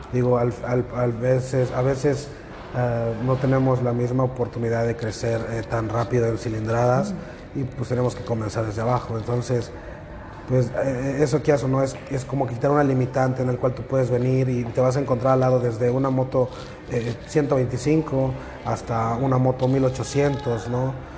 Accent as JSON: {"language": "Spanish", "region": "Mexico City", "country": "Mexico", "tie": "born or raised there", "moved": "yes", "lives_now": "Mérida, Mexico", "said": "Yo soy de nativo, soy este oriundo de la Ciudad de México, para mí el DF todavía"}